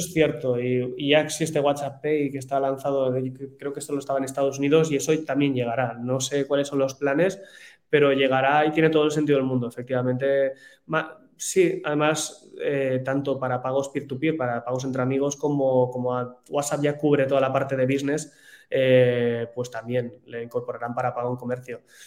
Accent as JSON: {"language": "Spanish", "country": "Spain"}